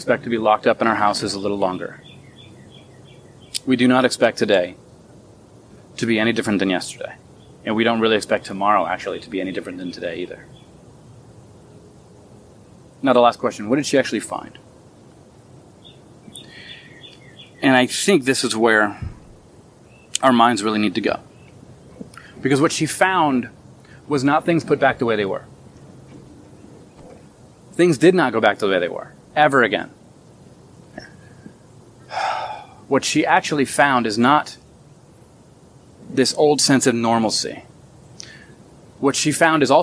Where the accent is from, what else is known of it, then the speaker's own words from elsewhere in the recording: Florida, United States; I'm from Florida